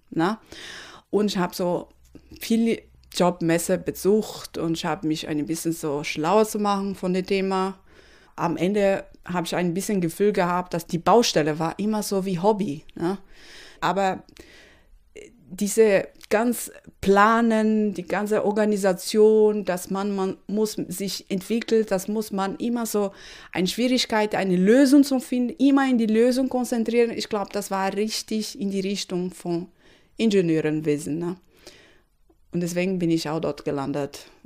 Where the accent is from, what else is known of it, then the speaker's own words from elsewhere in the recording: Recife, Pernambuco, Brazil; German is a second language; now in Germany; Ich habe gesagt, dass … 38 Jahre alt. Ich komme aus Recife und ich bin sehr zufrieden hier in Deutschland.